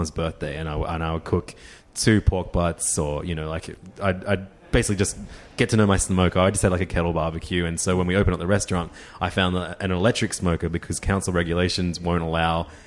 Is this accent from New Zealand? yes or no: no; Australia; growing up in Australia